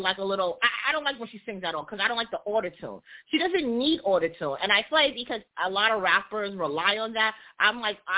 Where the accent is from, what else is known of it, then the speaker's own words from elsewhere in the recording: New York City, New York, United States; I am from Brooklyn